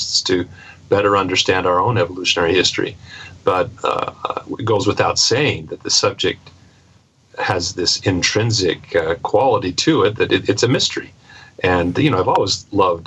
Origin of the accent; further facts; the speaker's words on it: Pacific Northwest, United States; I grew up in the Pacific Northwest